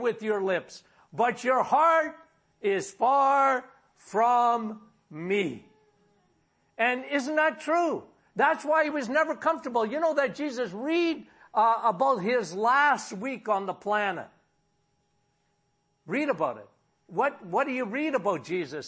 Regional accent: Timmins, Ontario, Canada; now in Sudbury, Canada; My hometown was Timmins.

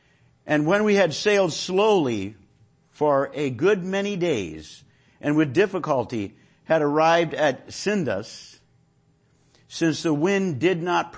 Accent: Illinois, United States; I mean, I went out in a boat one time when I first got here because I came from Illinois. So there are no water in Illinois, no oceans in Illinois.

